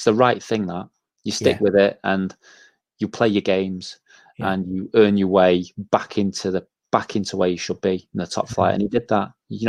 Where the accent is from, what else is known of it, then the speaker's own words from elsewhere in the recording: Manchester, North West England, United Kingdom; And I was a young lad, and I was from Manchester.